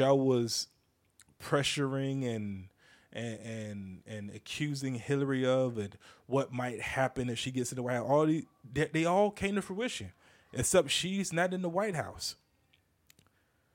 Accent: the South, United States; I'm from the South

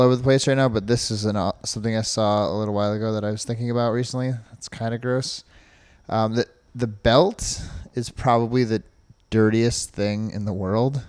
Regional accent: New York, United States; now in Ohio, United States; I'm from New York

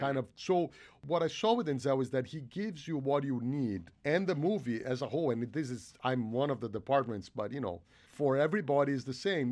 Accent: Brazil; moved away; I grew up in Brazil

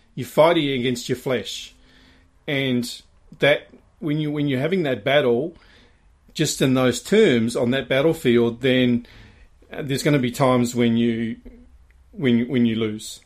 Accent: New Zealand; growing up in New Zealand.

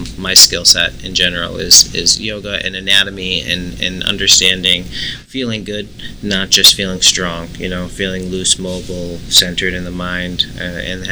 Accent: Buffalo, New York, United States; I'm from Buffalo, New York, and I'm 32 years old right now.

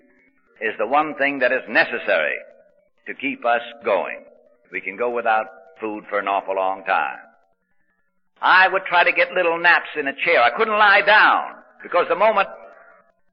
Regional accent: Hartford, Connecticut, United States; moved away as an adult; also born or lived in New York; I kept going back to my hometown, Hartford, Connecticut

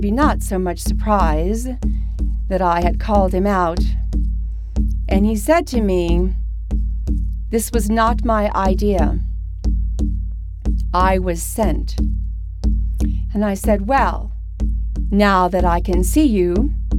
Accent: Mystic, Connecticut, United States; my hometown nearby, Mystic

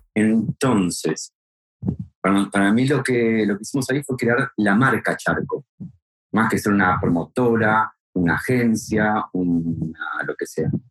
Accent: Argentina; now in Spain; yo soy argentino, pero yo viviendo en España desde finales del 98

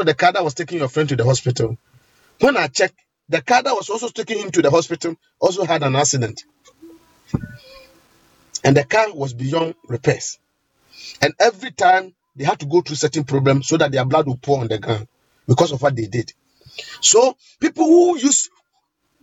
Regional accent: Ghana; in Ghana here, especially in my hometown

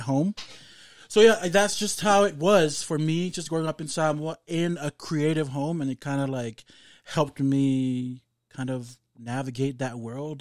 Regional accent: Samoa; growing up in Samoa

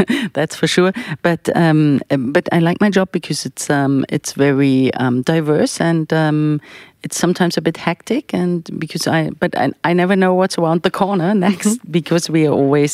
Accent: Berlin, Germany; I grew up in Berlin

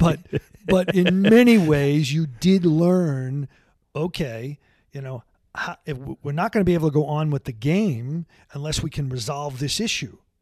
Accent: Long Island, New York, United States; also born or lived in Brooklyn; after I was six years old or so, we moved to Long Island, and I really grew up on Long Island.

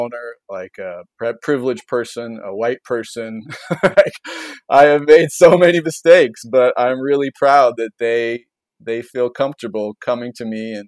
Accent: Shoreline, Washington, United States; moved away as an adult; also born or lived in Colorado; now in Seattle, United States; I'm a Northwest kid. I grew up in Shoreline

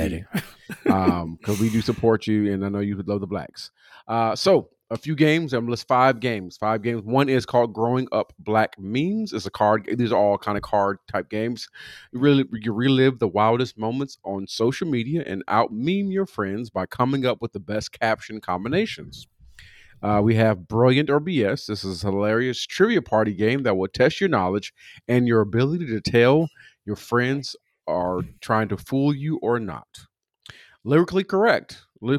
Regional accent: California, United States; And I'm coming from Southern California.

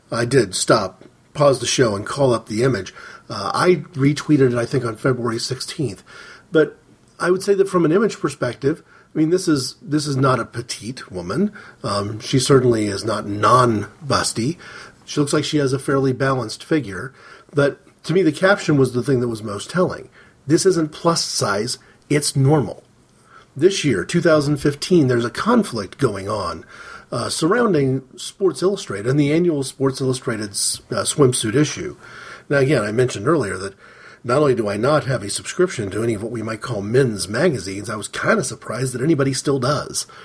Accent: United States; As an American, as an American fan of soccer

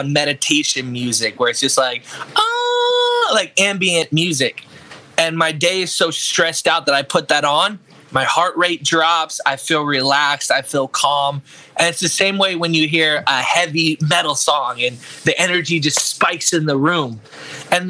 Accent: Orlando, Florida, United States; I'm an artist from Orlando, Florida

